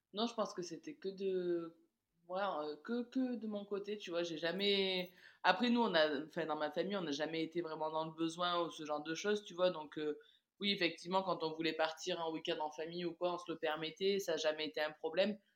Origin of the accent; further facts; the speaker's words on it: south of France, France; also born or lived in Caribbean; j'ai décidé de rentrer dans le, dans le sud de la France chez moi